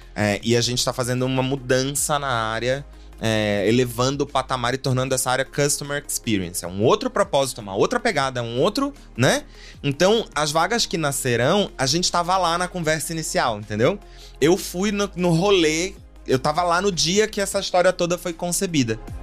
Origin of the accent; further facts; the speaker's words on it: Pará, Brazil; moved away as an adult; also born or lived in São Paulo; now in Mongaguá, Brazil; eu sou paraense de nascimento, vim parar nessa selva de pedra 11 anos atrás